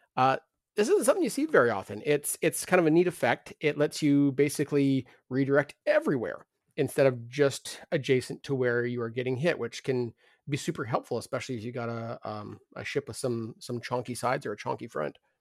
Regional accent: Canada

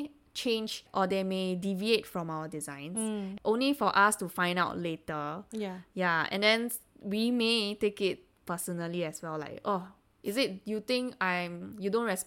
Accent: Singapore; as Singaporeans, we take things a bit personally

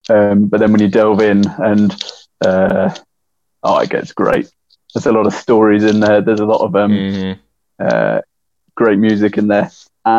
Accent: Eastern England, East of England, United Kingdom; I'm from Eastern England

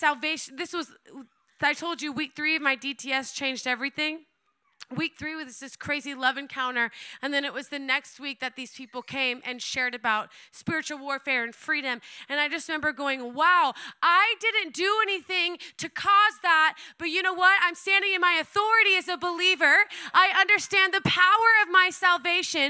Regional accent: Oklahoma, United States; I was born and raised in Oklahoma

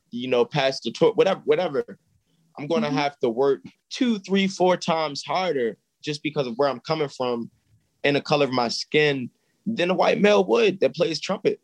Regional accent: Baltimore, Maryland, United States; I'm from here. So I have family here.

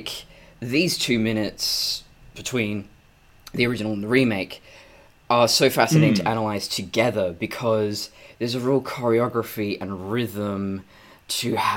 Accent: Australia; being Australian

